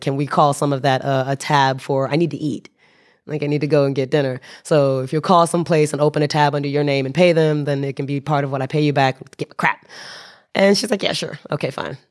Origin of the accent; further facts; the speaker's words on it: United States; now in Japan; I'm an American citizen with Japanese residency, stranded in Lao